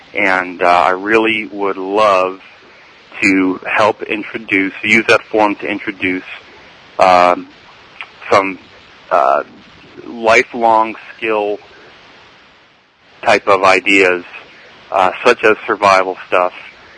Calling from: Melbourne, Florida, United States; I'm calling from Melbourne, Florida.

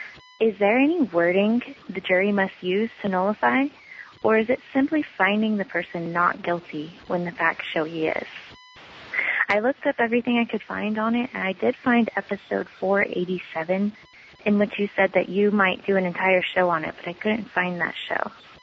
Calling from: California, United States; Hi, Jack. I'm from California.

